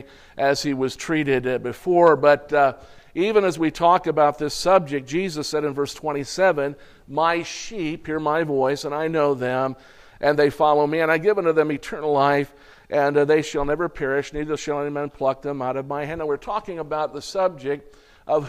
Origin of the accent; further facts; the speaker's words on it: United States; being an American.